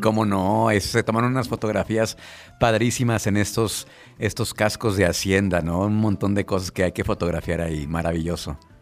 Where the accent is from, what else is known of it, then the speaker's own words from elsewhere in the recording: Irapuato, Guanajuato, Mexico; moved away; yo soy de Irapuato y cada fin de semana voy por Irapuato